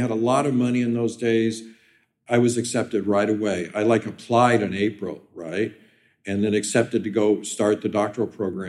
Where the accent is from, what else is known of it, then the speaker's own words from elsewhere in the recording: Kansas City, Missouri, United States; moved away as an adult; now in Toronto, Canada; I came from the Midwest, Kansas City, grew up in a very, like, conservative family.